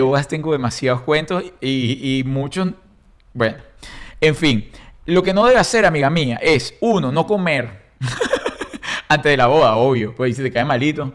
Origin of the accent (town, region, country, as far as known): Caracas, Capital District, Venezuela; born or raised there; moved away